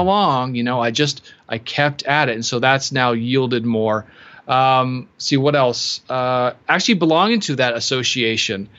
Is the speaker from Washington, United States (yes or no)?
yes; Seattle, Washington, United States; I am from Seattle